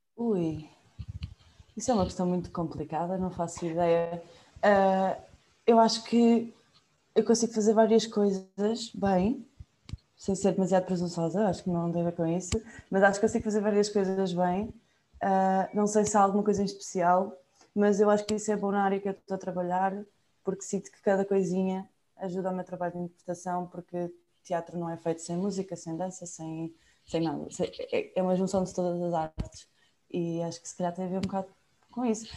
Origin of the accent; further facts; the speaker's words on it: Mafra, Lisbon, Portugal; moved away as an adult; also born or lived in Cascais; now in Porto, Portugal; eu sou de Mafra